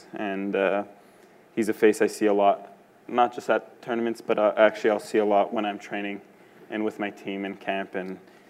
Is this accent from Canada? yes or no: yes; Canada; being successful as a Canadian